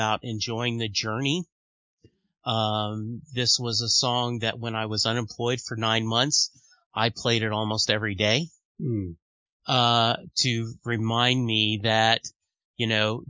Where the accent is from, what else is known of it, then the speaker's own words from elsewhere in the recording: Louisiana, United States; I grew up in Louisiana